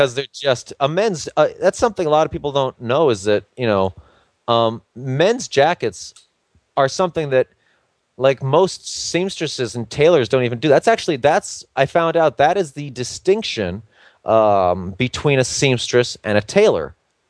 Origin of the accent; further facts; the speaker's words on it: New York, United States; I come from New York, where fashion comes from.